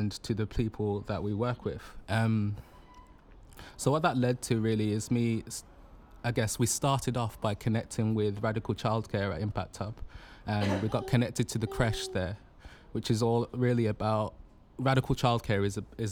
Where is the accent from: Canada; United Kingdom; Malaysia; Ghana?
United Kingdom; Birmingham, West Midlands; I'm from Birmingham